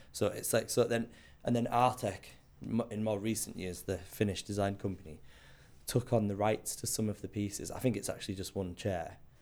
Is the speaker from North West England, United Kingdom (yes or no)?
yes; South Cumbria, North West England, United Kingdom; also born or lived in Scotland; now in London, United Kingdom; I grew up in Cumbria. I was born in Scotland to Scottish parents. Moved to Cumbria when I was two.